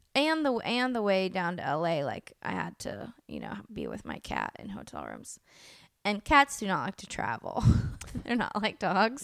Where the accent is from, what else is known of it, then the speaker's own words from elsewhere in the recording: El Sobrante, California, United States; also born or lived in Oakland, California; as a little kid, um, this town called El Sobrani, which is, like, on the border of Richmond